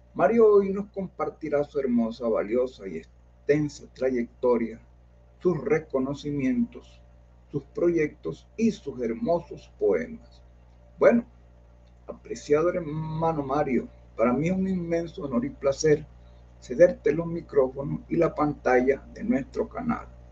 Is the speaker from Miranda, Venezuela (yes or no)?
yes; Carrizal, Miranda, Venezuela; moved away as an adult; also born or lived in Caracas, Venezuela; now in Colombia; yo nací en Caracas, pero vivíamos en un pueblo, vivíamos en un pueblo muy cerca de, de Caracas llamado Carrizal.